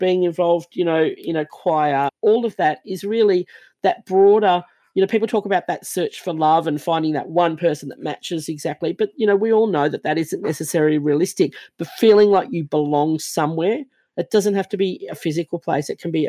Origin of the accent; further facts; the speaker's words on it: Fiji; And I grew up, the very first part of my life, I was born in Fiji. I don't look Fijian because that's not my blood background